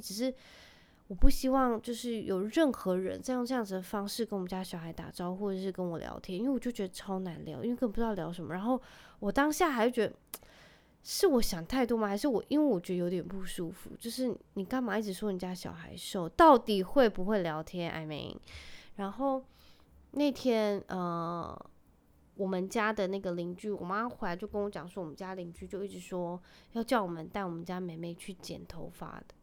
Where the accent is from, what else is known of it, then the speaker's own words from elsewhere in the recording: Penghu County, Taiwan; moved away; also born or lived in Kaohsiung; 我是在，算是在澎湖长大的孩子